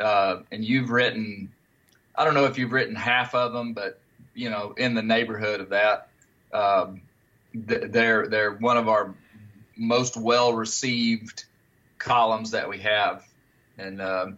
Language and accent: English; Arkansas, United States; Steve, I grew up in Western Arkansas, and my father was my grandfather.